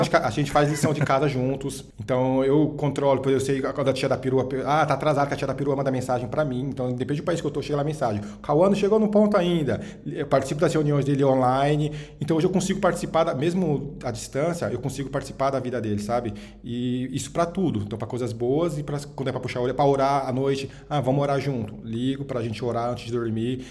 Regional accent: Osasco, São Paulo, Brazil; eu nasci e cresci na periferia de Osasco, na Grande São Paulo

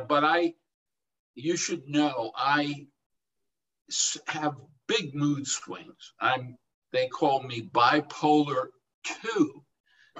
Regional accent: New York City, New York, United States; I was born and raised in Brooklyn, New York, to a working class Jewish family

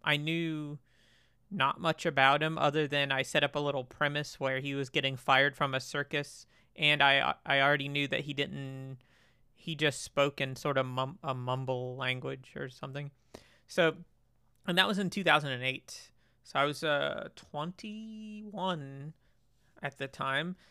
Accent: Florida, United States; moved away as an adult; now in Germany; so I grew up in Florida, um, and they're all back in Florida

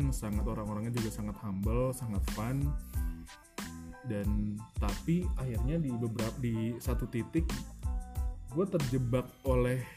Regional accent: Bogor, West Java, Indonesia; balik lagi lah ke kota asal gue di Bogor.

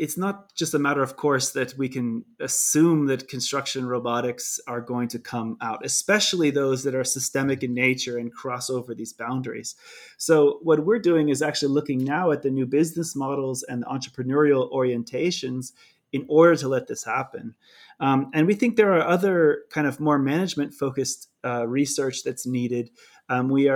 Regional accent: California, United States; accent: California; moved away; I struggle between my California accent and my speaking in a German speaking country

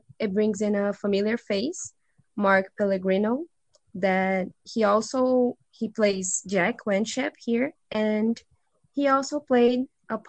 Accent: Brazil; English is a second language; we are two Brazilian advanced English students

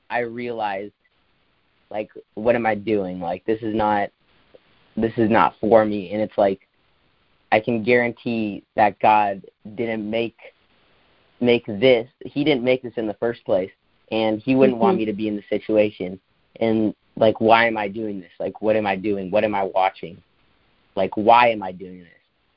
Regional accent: Brazil; moved away; we're from Brazil

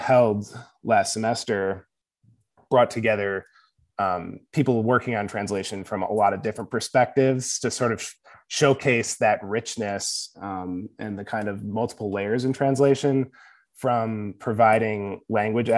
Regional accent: Livonia, Michigan, United States; also born or lived in Hamtramck, Michigan; I grew up in Livonia.

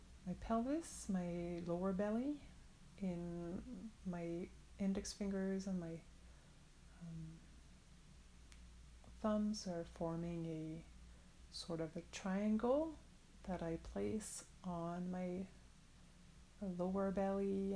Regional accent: France; I'm from France

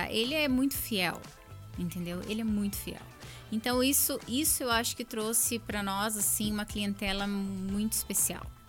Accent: Curitiba, Paraná, Brazil; a cidade que eu nasci, eu nasci em Curitiba, amo Curitiba e escolhi Curitiba para criar o meu filho

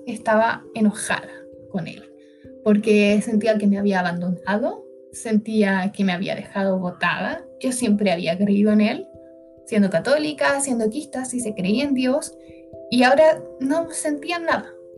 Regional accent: Santiago, Santiago Metropolitan Region, Chile; soy de Santiago

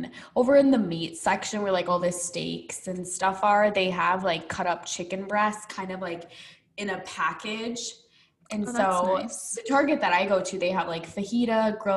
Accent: Midwest, United States; now in Arizona, United States; growing up in the Midwest

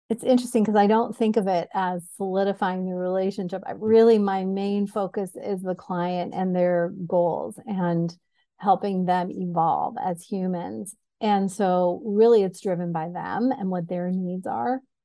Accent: Syracuse, New York, United States; moved away; also born or lived in New Jersey; I was born in New Jersey and grew up in Syracuse

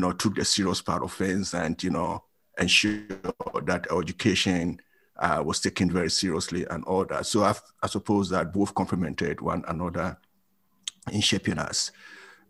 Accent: Brong-Ahafo, Ghana; moved away as an adult; also born or lived in Kumasi, Ghana / United Kingdom; I grew up in Ghana, came to the UK in 1990

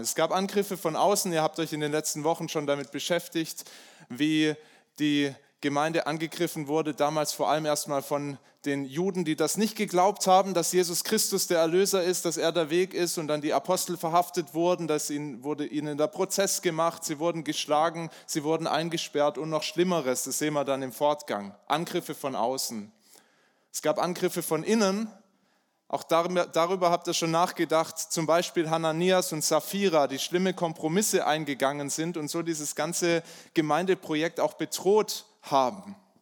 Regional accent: Germany; also born or lived in Bayreuth; bei uns in Deutschland

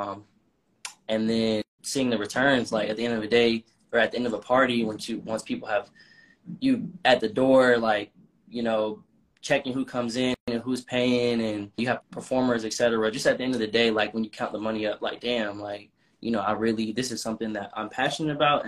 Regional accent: Atlanta, Georgia, United States; also born or lived in Massachusetts; when I first moved back to Atlanta, because I'm from Atlanta, but I went to college up north in Massachusetts

